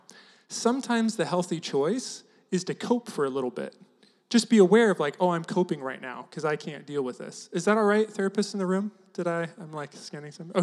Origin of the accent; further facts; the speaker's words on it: near Turlock, Central Valley of California, United States; moved away as an adult; also born or lived in Seattle; I grew up in Central Valley of California, right next to Turlock